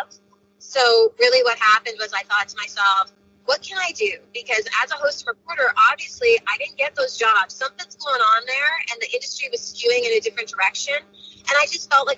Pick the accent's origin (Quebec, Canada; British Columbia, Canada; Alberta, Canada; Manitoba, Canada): Manitoba, Canada; Brandon; my career started in Brandon, Manitoba, my hometown